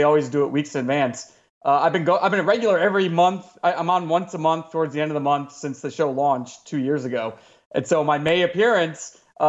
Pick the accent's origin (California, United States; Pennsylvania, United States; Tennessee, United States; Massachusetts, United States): Tennessee, United States; Columbia; also born or lived in London; I'm from Columbia, Tennessee